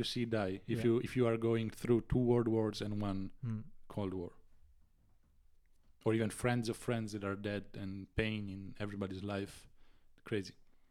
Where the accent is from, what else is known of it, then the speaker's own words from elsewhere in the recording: Italy; born there; English is a second language; But if you are in Italy, like me, I was born in 97 in Italy.